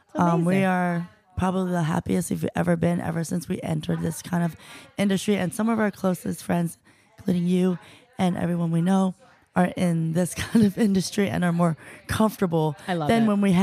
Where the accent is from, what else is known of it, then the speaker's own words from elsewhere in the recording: Baltimore, Maryland, United States; first language English; I was born in America, Baltimore, but my parents are from the Philippines.